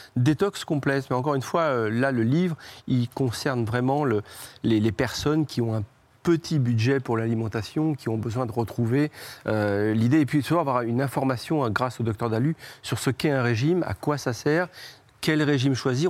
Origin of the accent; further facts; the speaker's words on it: Trouville-sur-Mer, Normandy, France; de Trouville, c'est là d'où je viens